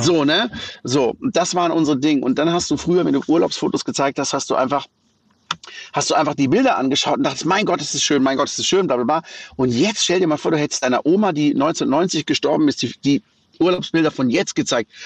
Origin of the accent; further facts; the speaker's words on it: Black Forest, Baden-Württemberg, Germany; ich bin im Schwarzwald geboren und da aufgewachsen in einem ganz kleinen Dorf mit wenigen Einwohnern